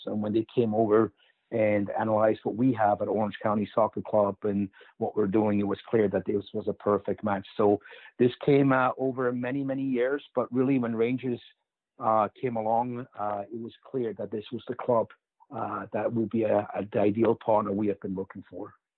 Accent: Switzerland; moved away; growing up in Switzerland

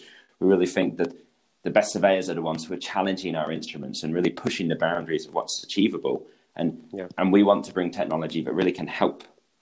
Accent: England, United Kingdom; accent: British; moved away as an adult; now in Switzerland; I'm British. I grew up in England, and that's where I started my career in the land surveying industry. But actually now I'm based in Switzerland

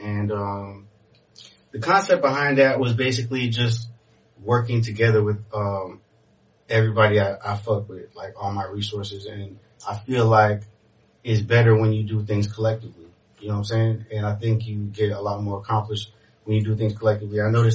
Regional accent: Miami, Florida, United States; born or raised there; also born or lived in Montreal, Canada / Kendall / Broward / Haiti (ancestry)

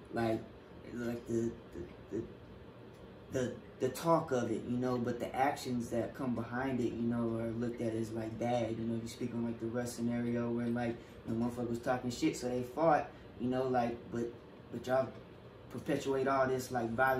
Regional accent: Greenville, North Carolina, United States; I'm from Greenville, North Carolina.

